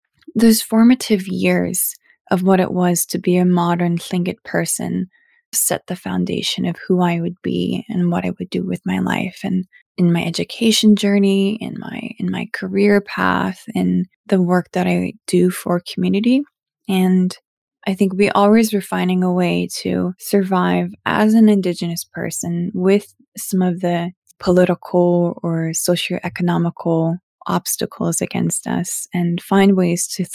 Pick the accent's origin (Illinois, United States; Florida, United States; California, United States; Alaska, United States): Alaska, United States; Yakutat; I grew up in Yakutat. It's a small coastal village